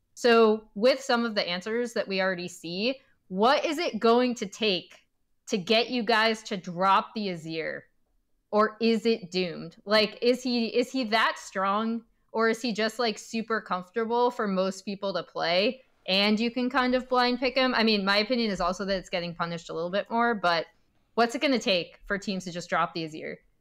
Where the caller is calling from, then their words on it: Culver City, California, United States; I'm calling from Culver City, California